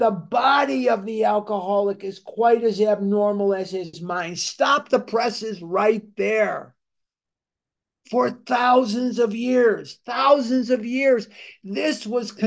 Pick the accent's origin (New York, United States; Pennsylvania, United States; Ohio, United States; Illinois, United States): Illinois, United States; Chicago; I'm born and raised in Chicago, Illinois